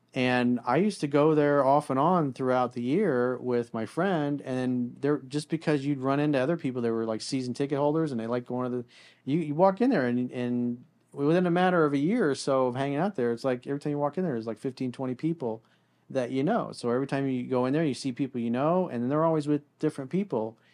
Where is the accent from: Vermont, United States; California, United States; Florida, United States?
Florida, United States; South; growing up in South Florida and going to school down here